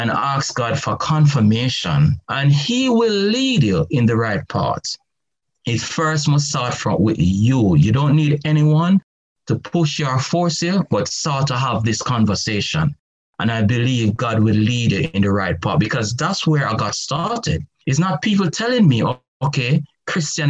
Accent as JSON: {"language": "English", "country": "Jamaica", "tie": "born or raised there", "said": "I remember growing up in the Garrison political stronghold era in Jamaica that was prone to crime and violence."}